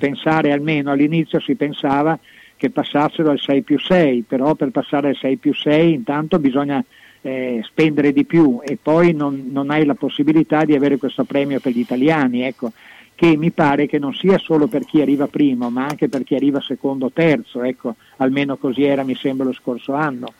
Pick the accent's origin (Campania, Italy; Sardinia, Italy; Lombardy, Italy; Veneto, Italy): Veneto, Italy; Venice; now in Bologna, Italy; i miei natali sia eh, eh propri, veri che sportivi sono nati a Venezia